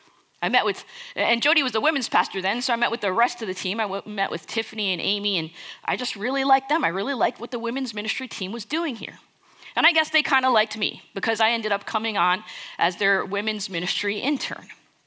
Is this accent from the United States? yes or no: no; India; Now, I'm Indian. And I'll tell you something, we know how to party.